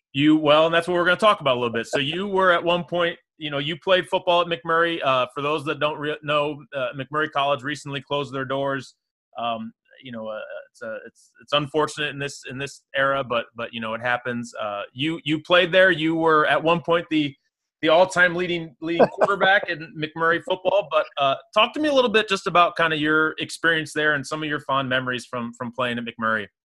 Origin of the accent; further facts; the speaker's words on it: Springfield, Illinois, United States; I grew up in Springfield